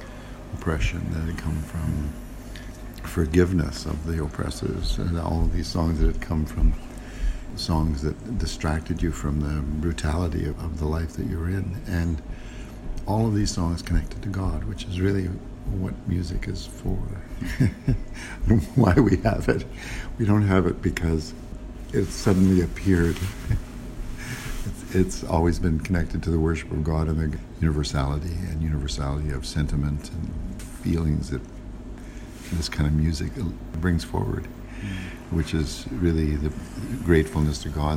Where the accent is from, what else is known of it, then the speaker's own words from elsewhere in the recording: Toronto, Ontario, Canada; I'm from Toronto, Canada.